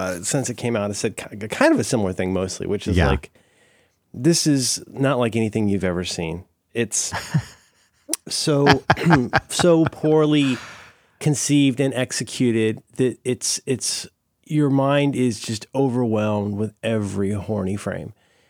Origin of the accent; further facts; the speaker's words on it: Ohio, United States; I'm from Ohio.